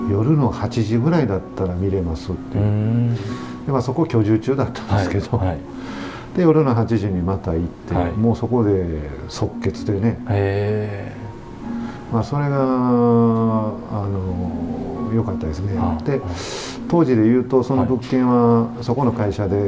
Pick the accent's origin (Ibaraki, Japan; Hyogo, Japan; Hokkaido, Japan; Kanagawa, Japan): Hyogo, Japan; Awaji Island; also born or lived in Tokyo; 私もともと淡路島出身なんですけど